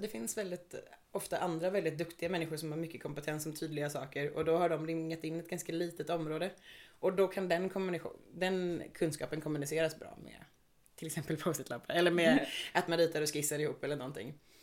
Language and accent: Swedish; Stockholm, Stockholm County, Sweden; now in Gothenburg, Sweden; Jag är ursprungligen från Stockholm och flyttade till Göteborg